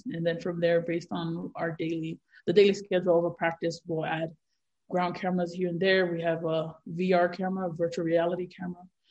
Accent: Honolulu, Hawaii, United States; born and raised in Hawaii, Honolulu, Hawaii

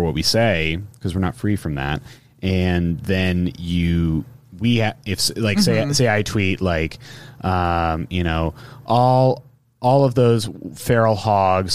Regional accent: the Bay Area, California, United States; I'm from the Bay Area

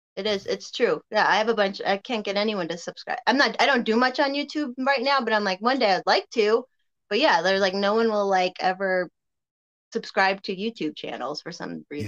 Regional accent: Colorado, United States; also born or lived in Berwyn, Illinois; I got to grow up out here

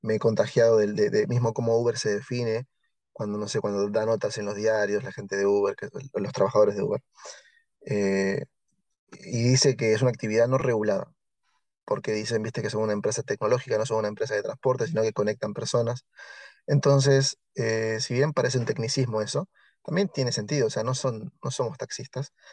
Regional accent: Tigre, Buenos Aires Province, Argentina; de donde yo soy también hay mucho trabajo ahí que se llama Tigre la ciudad

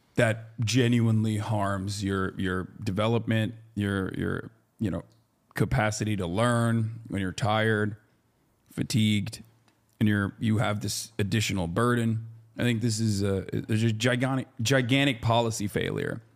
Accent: Turkey; moved away; I grew up in Turkey

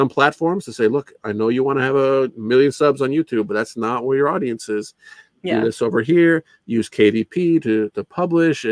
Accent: Canada; I'm not even American, I'm Canadian

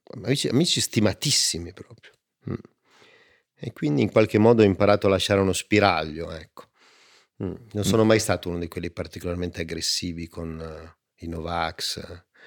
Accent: Turin, Piedmont, Italy; io sono di Torino e, e siamo fatti così

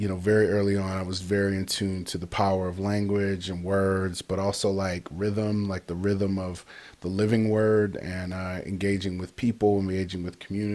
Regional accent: Detroit, Michigan, United States; moved away; also born or lived in Chicago; born in Detroit, Michigan, to Donald and Patricia Goodwin, who and just grew up around a lot of my family. I mean, all my aunts, uncles, grandmothers, they all were in Detroit

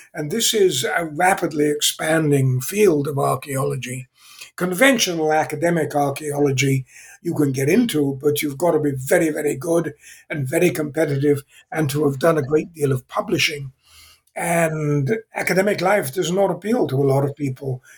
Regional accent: England, United Kingdom; accent: British; moved away as an adult; also born or lived in Zambia; now in California, United States; I was born in England. Uh, I still have somewhat of a British accent, although I've been in California for 55 years

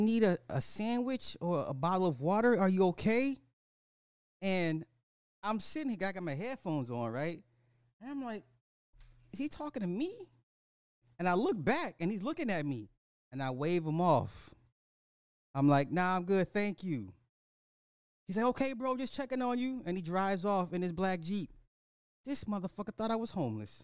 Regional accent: United States; I'm an American.

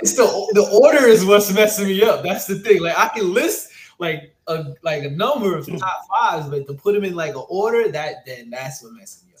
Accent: New York City, New York, United States; I'm also from Brooklyn

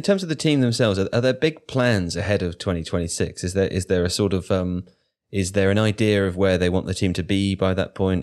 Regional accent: United Kingdom; me as a British person

